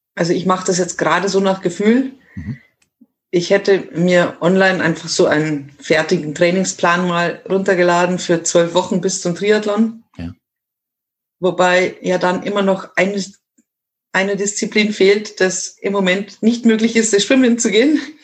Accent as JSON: {"language": "German", "area": "Miesbach district, south of Munich", "region": "Bavaria", "country": "Germany", "said": "Ich komme aus dem Süden von München, mhm. also aus dem sehr beliebten Landkreis Miesbach"}